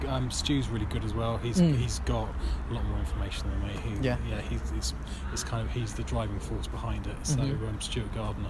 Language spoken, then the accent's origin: English; England, United Kingdom; we're English